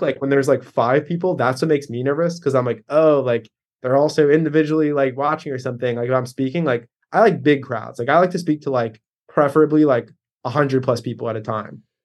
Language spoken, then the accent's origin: English; Baltimore, Maryland, United States; I'm in Baltimore right now. I grew up in Baltimore